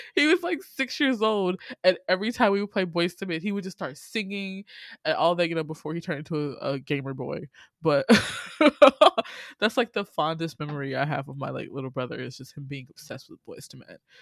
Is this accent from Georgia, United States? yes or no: yes; Atlanta, Georgia, United States; also born or lived in Illinois; I moved from Illinois, where there was little black folk with my family, and then I moved to Atlanta